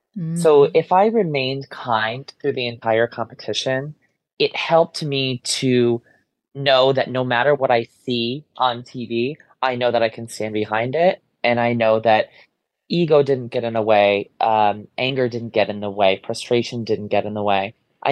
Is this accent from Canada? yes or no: no; Ansonia, Connecticut, United States; I grew up in a very small town in Connecticut. I grew up in Ansonia. I still live in Ansonia. I want to say it's the second smallest city in the state.